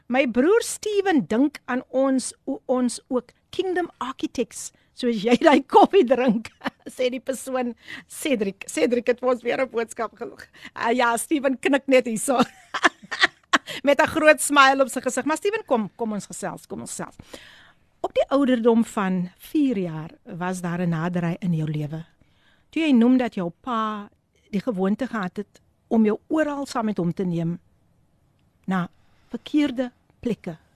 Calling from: Wellington, Western Cape, South Africa; van Wellington.

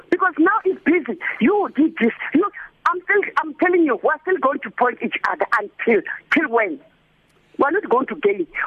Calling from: Diepkloof, Gauteng, South Africa; from Diepkloof.

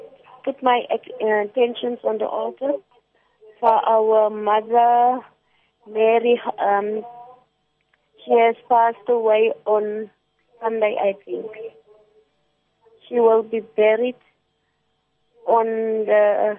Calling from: Eden Park, Gauteng, South Africa; also born or lived in Alberton

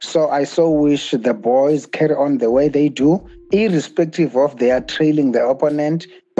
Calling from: Cape Town, Western Cape, South Africa; I'm calling from Cape Town.

